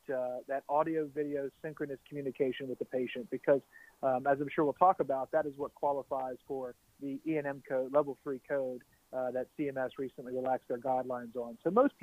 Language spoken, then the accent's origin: English; Baton Rouge, Louisiana, United States; I'm from Baton Rouge, Louisiana.